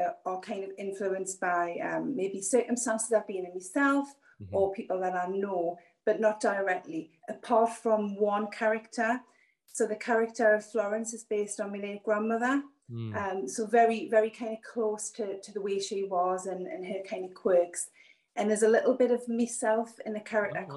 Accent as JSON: {"language": "English", "town": "Newcastle upon Tyne", "region": "North East England", "country": "United Kingdom", "said": "I'm from Northeast England, a little place called Newcastle, which is about an hour and a half's drive from the border of Scotland"}